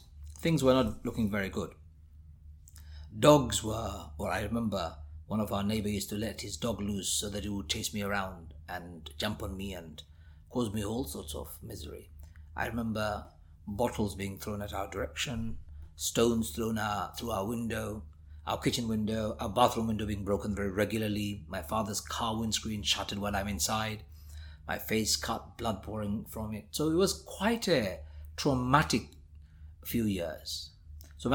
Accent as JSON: {"language": "English", "region": "London", "country": "United Kingdom", "tie": "born or raised there", "said": "So I was born over there, but very soon I came back to the UK. So I was in the UK. Growing up in the East End of London was not just terrifying, but brutalizing."}